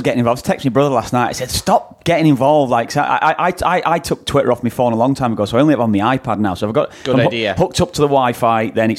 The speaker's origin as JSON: {"language": "English", "region": "England", "country": "United Kingdom", "tie": "born or raised there", "said": "I grew up in England. I grew up in a time when, in my mind, there was a lot of discrimination towards Irish people over in England"}